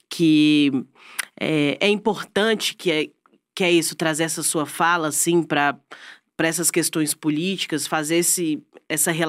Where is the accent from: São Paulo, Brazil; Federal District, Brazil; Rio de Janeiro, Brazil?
Federal District, Brazil; Brasília; eu sou de Brasília.